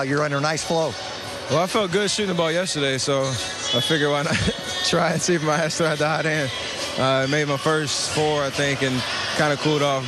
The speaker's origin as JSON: {"language": "English", "town": "Charlotte", "region": "North Carolina", "country": "United States", "tie": "born or raised there"}